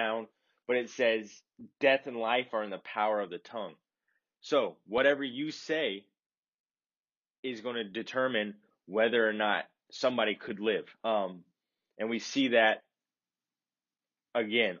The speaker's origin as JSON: {"language": "English", "region": "the South", "country": "United States", "tie": "born or raised there", "also_born_or_lived": "Chicagoland", "moved": "yes", "lives_now": "Chicago, United States", "said": "growing up in the South"}